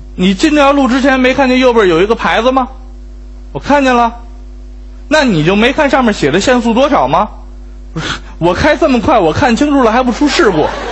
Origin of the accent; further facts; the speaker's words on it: Beijing, China; 作为一个北京人